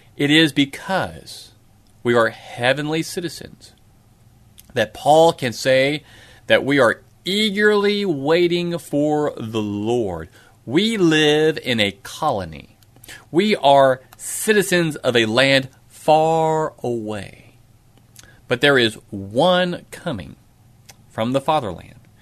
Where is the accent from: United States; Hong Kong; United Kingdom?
United States; I'm proud of being an American.